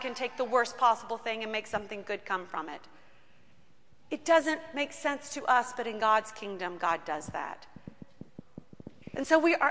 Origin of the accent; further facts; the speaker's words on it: United States; as American people